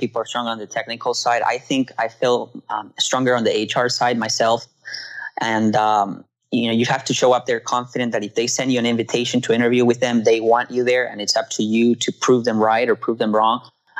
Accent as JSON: {"language": "English", "country": "Peru", "said": "Mine was certainly unique in the fact that I came from Peru"}